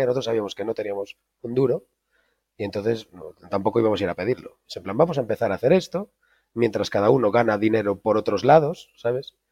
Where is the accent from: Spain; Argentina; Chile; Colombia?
Spain; A Coruña, Galicia; moved away as an adult; also born or lived in Mexico / Netherlands; Yo soy de La Coruña, soy de La Coruña, de Galicia